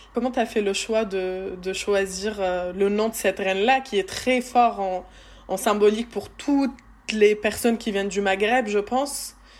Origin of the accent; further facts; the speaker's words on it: France; une Française qui a grandi en regardant la télé française